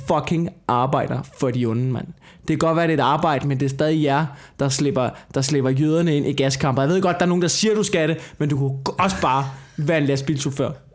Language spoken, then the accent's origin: Danish; Denmark; som dansker